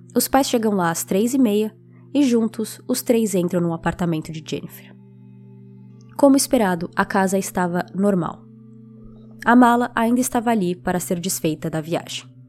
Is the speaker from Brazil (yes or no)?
yes; São Paulo, Brazil; now in United States; especificamente em São Paulo, que é de onde eu sou